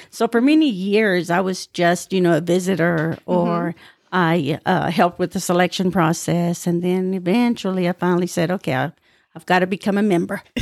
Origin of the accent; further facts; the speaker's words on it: Petersburg, Texas, United States; now in Lubbock, United States; I grew up in Petersburg, okay. which is about 30 miles northeast of Lubbock.